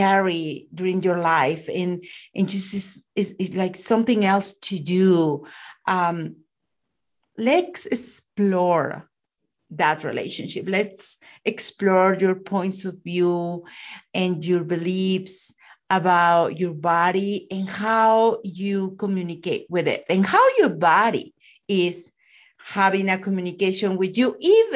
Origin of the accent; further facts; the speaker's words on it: Mexico; I'm from Mexico